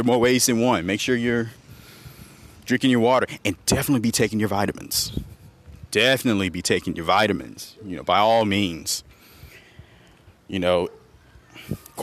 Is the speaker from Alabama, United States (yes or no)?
yes; Montgomery, Alabama, United States; here in my hometown of Montgomery, Alabama